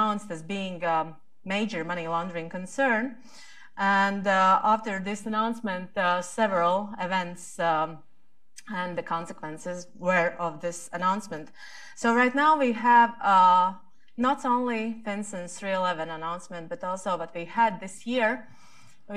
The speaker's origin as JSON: {"language": "English", "country": "Latvia"}